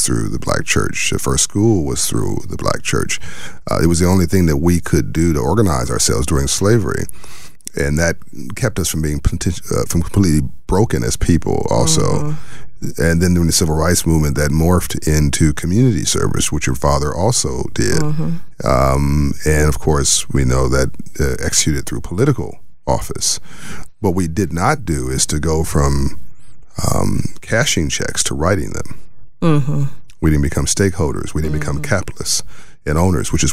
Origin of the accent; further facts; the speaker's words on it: Los Angeles, California, United States; I grew up in South Central